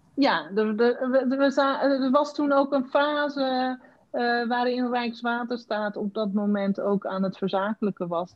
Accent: Randstad, Netherlands; ik kwam uit de Randstad

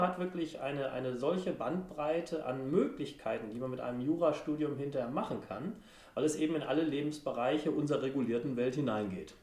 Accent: Brilon, North Rhine-Westphalia, Germany; Ich komme auch noch aus Brilon, ist die waldreichste Stadt Deutschlands.

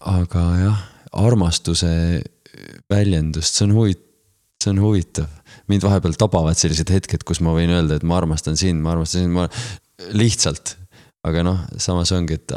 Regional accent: Estonia

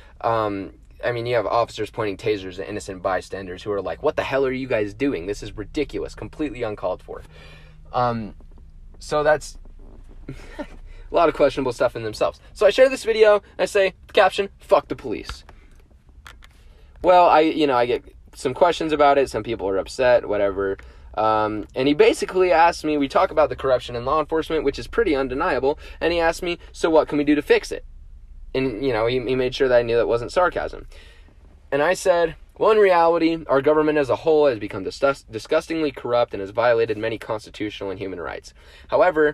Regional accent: Utah, United States; as a Utahn and as an American citizen

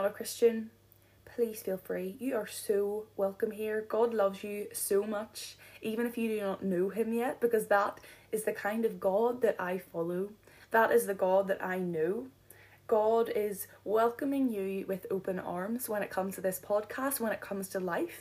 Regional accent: Donaghadee, Northern Ireland, United Kingdom; moved away as an adult; now in Belfast, United Kingdom; right now we are living in the centre of Belfast. However, I am from Donaghadee, and boy, do I miss the sea and the lighthouse

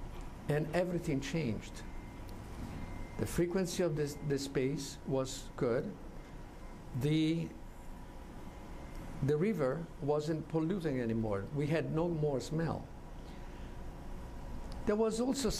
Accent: Florence, Tuscany, Italy; I'm an architect from Florence from 44 years now

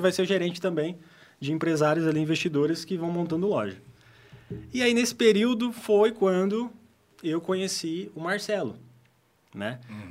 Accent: Apucarana, Paraná, Brazil; also born or lived in Altônia, Paraná; nasci em Altônia, quase divisa ali com o Paraguai. É no estado do Paraná. Uhum. Mas vim para cá, minha família veio toda para cá em 94. Então eu tinha praticamente dois anos, né? Então, de uhum. criação considerado... Uhum apucaranense

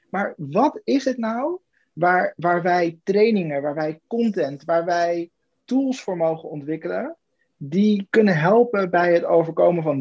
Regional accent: Weert, Limburg, Netherlands; born there; Weert. Weert.

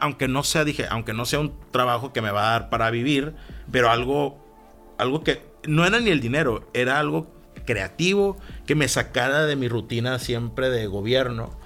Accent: Mexico; moved away; also born or lived in Baja California / San Francisco; como mexicanos

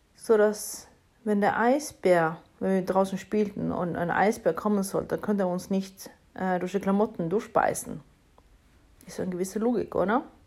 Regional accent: Norway; now in Germany; ich bin Norwegerin in Deutschland

